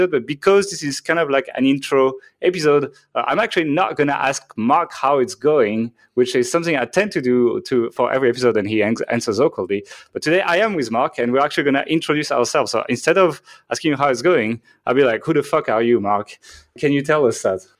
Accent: France; accent: French; English is a second language; moved away as an adult; I'm from France, actually. So if you're like, what the hell is that accent? That is a French accent, uh, but I haven't lived in France for a long time. I moved out when I was around like 22 or something

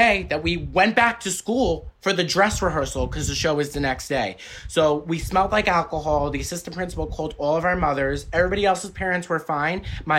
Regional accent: New York City, New York, United States; now in Los Angeles, United States; So basically I'm Italian, but I'm from Staten Island. A lot of my friends were Irish, so St. Patrick's Day was a really big deal.

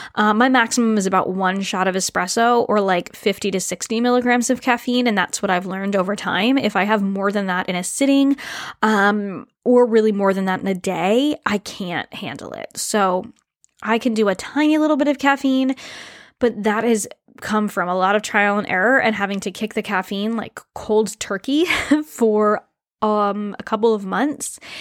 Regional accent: New England, United States; moved away as an adult; now in Canada; I moved up to Canada, even though I grew up in New England

